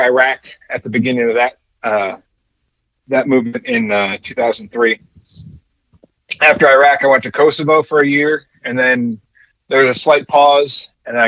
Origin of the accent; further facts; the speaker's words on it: California, United States; moved away as an adult; now in North Carolina, United States; I was born and raised in California and joined the Army in 1991.